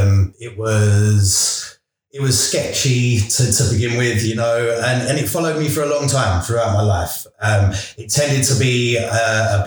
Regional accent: London, United Kingdom; I grew up in East London.

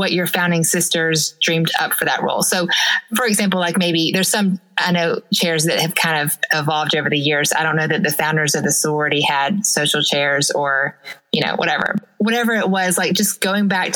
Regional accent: the South, United States; I'm from the South, so therefore I am a Christian

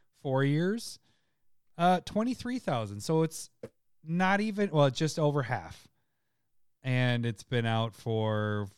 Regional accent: Minnesota, United States; We're from Minnesota. Minnesota.

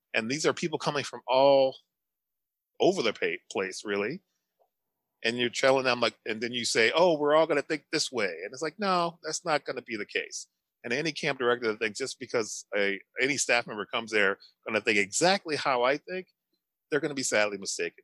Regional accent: St. Louis, Missouri, United States; moved away as an adult; now in New Hampshire, United States; I'm originally from St. Louis, Missouri, a predominantly black town in St. Louis. Come out here to New Hampshire.

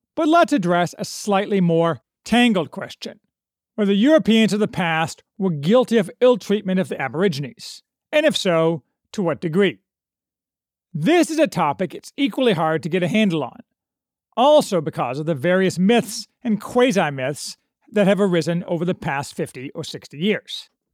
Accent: United States

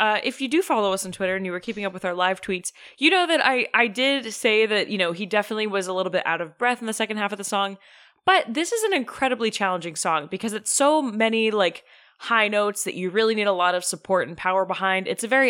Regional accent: Concord, North Carolina, United States; Jackson, well, I grew up in Concord, North Carolina.

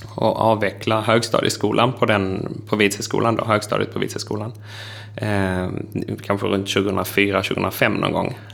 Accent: Trelleborg, Skåne, Sweden; accent: Scanian; now in Älvsbyn, Sweden; jag pratar skånska för att jag är född i Trelleborg, eh, har vuxit upp på landsbygden utanför Trelleborg men bor nu i Älvsbyn i Norrbotten.

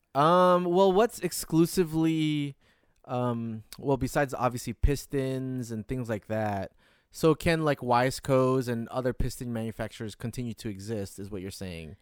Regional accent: Detroit, Michigan, United States; my home state

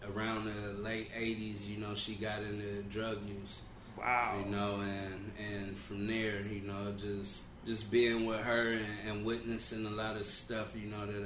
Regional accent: Los Angeles, California, United States; also born or lived in Compton, California; now in Elk Grove, United States; Originally, I'm from Los Angeles, California. Started, was born in Compton, California. Moved to South Central Los Angeles around 86

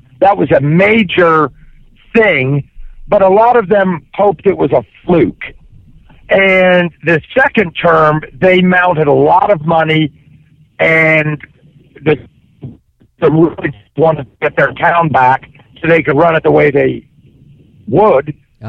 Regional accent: Cincinnati, Ohio, United States; now in Hillsboro, United States; I grew up in Cincinnati.

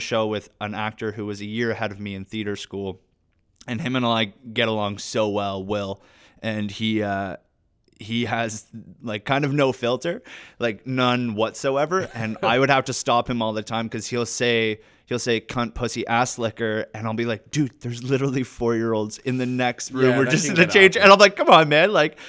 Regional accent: Ontario, Canada; I'm actually from Northern Ontario this whole time.

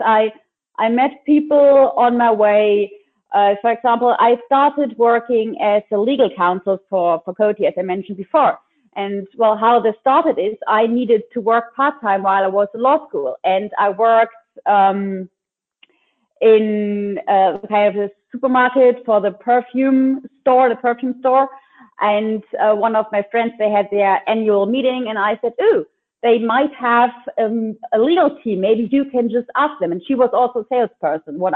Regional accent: Lübeck, Schleswig-Holstein, Germany; I am from Lübeck, which is a cute little town in the north of Germany.

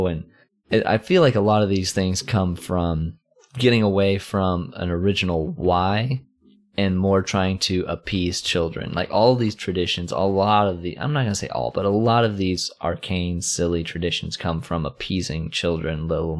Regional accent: United States; and we're American, so.

